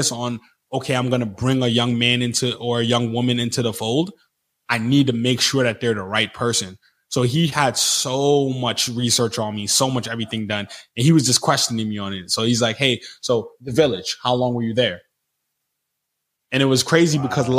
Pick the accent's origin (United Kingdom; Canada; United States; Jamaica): Jamaica; born there; Like I was born in Jamaica.